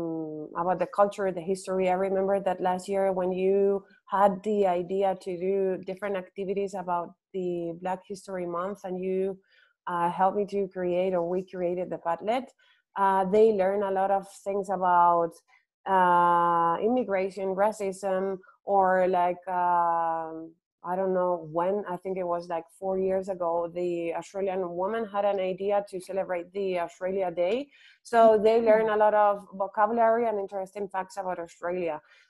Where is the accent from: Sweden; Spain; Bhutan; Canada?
Spain; first language Spanish; English is a second language; also born or lived in Ireland / United States; it's my native language